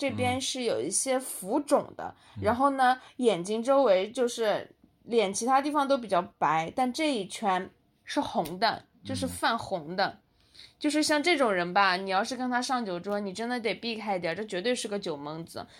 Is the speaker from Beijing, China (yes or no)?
no; Jiangsu, China; moved away; 我是一个江苏人